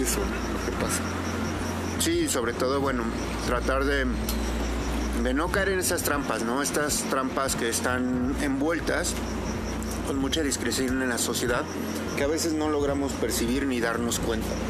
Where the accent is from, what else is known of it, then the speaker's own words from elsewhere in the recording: Mexico; nosotros como mexicanos